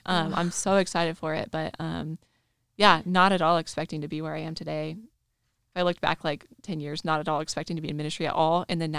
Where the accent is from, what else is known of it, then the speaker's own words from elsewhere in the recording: Kansas City, Kansas, United States; I'm from Kansas City, Kansas, born and raised there.